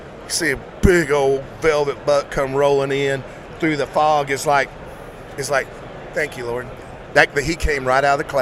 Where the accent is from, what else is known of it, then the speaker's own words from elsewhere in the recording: Alabama, United States; I'm from Alabama.